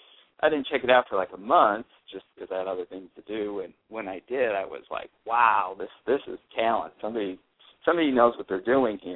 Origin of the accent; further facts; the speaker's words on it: Chicago, Illinois, United States; I grew up in Chicago, so there was a couple of really famous gangsters that lived on my block.